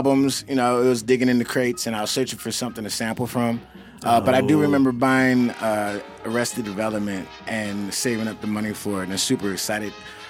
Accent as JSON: {"language": "English", "town": "Burbank", "region": "California", "country": "United States", "tie": "born or raised there", "also_born_or_lived": "San Francisco", "said": "I grew up in Burbank, so I went to John Muir."}